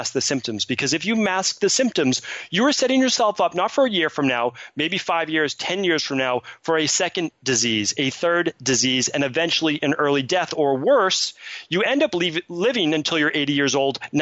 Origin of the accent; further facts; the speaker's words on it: Medford, Massachusetts, United States; growing up in Medford, Massachusetts